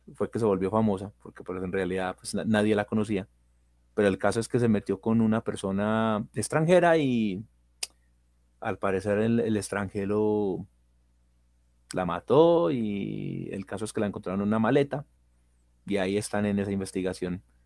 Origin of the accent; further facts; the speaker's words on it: Colombia; la capital de mi país, que es Bogotá